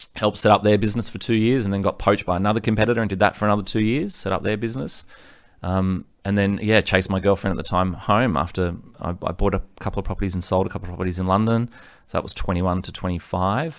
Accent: Sydney, New South Wales, Australia; born or raised there; also born or lived in Ryde, New South Wales / Gold Coast, Queensland

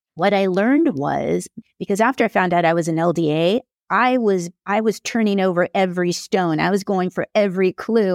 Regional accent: Carpinteria, California, United States; I am from Carpinteria, California

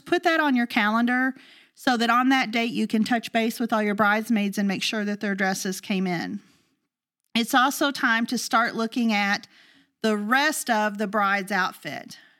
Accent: the South, United States; We're from the South

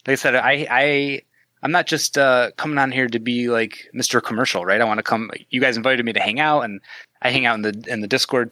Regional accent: Midwest Canada, Canadian Prairies, Canada; accent: Midwest Canadian; Midwest Canadian accent

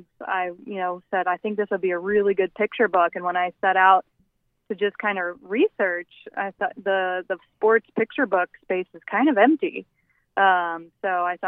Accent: Southern Illinois, United States; I'm from Southern Illinois, the youngest of six with five older brothers. And, you know, we played every sport, you know, in the neighborhood and at the local park

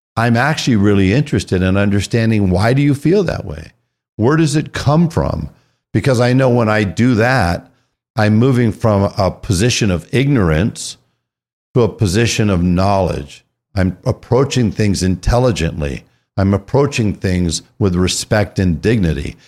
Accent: California, United States; moved away as an adult; I was raised in California

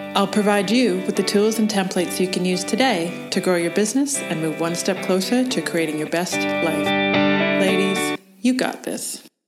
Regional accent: Canada; accent: Canadian; my Canadian accent

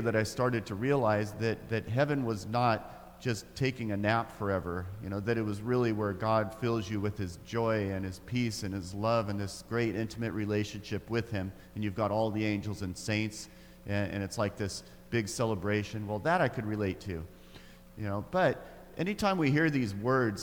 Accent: Grants Pass, Oregon, United States; I grew up in Grants Pass, Oregon, in the deep south.

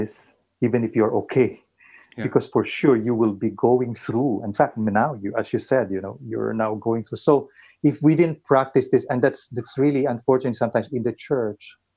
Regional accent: Philippines; as a Filipino who have been under colonial powers for many years

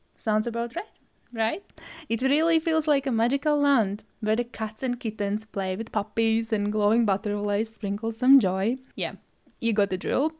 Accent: Latvia; English is a second language; now in Scotland, United Kingdom; at the moment, I live in Scotland and originally I am from Latvia. Well, if you didn't notice my accent, English is my third language

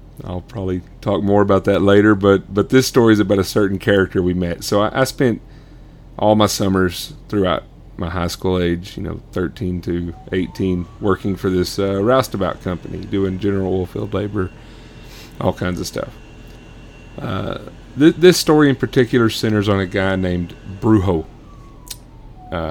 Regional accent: Sonora, Texas, United States; I grew up in the oil field in West Texas, small town called Sonora, Texas.

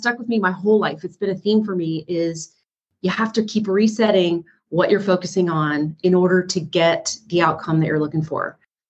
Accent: East Coast, United States; I grew up on the East Coast in a very chaotic and abusive environment.

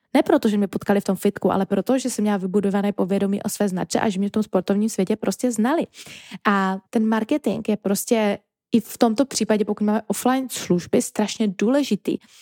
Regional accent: Czechia; first language Czech; je to třeba i náš jako rodný jazyk

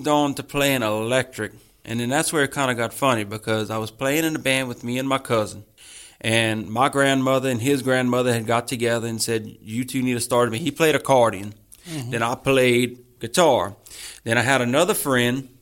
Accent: Church Point, Louisiana, United States; I'm from Church Point

